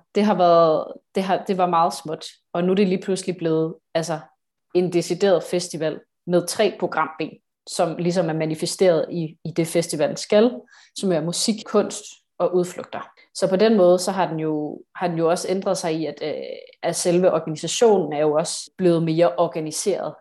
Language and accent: Danish; Odense, Southern Denmark, Denmark; Jeg er fra Odense